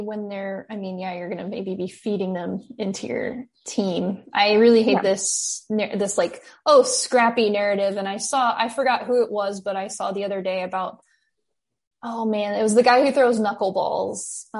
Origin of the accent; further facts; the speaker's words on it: United States; It's true. I am an American